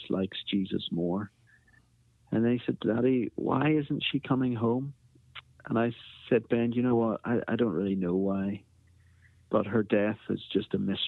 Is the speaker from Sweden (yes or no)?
no; Belfast, Northern Ireland, United Kingdom; also born or lived in Africa; I am from Belfast, Northern Ireland, originally